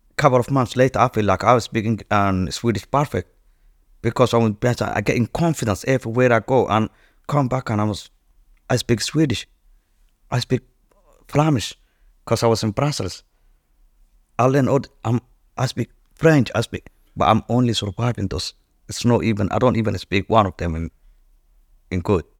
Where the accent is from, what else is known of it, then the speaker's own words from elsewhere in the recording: Djibouti; moved away; I was born in East Africa, in Djibouti, and I was born in Noma, which is, like, cowboy or gypsies